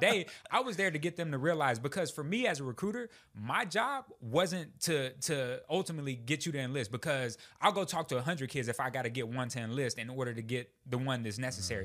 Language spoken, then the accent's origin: English; Texas, United States; moved away as an adult; I would never leave the great state of Texas